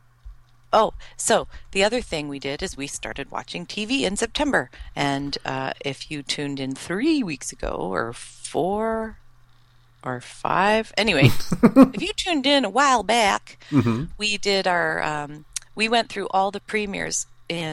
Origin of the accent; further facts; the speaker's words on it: Canada; I'm Canadian